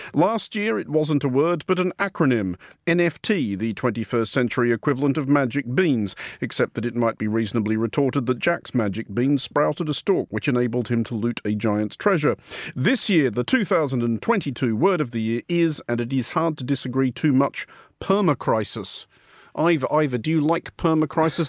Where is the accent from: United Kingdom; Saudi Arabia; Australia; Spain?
Australia